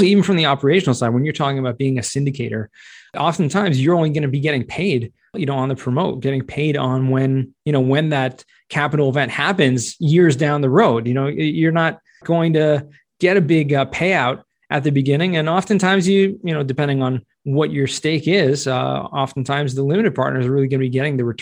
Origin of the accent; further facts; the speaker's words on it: California, United States; moved away; I'm from California